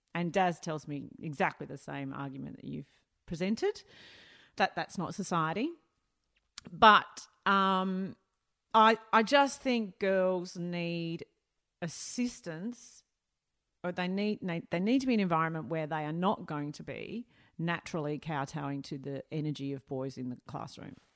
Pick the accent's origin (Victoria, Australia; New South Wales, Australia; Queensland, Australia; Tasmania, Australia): Victoria, Australia; Melbourne; I grew up northern suburbs of Melbourne.